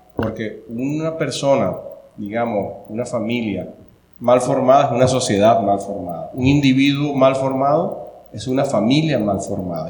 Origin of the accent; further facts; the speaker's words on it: Venezuela; moved away as an adult; now in Costa Rica; soy venezolano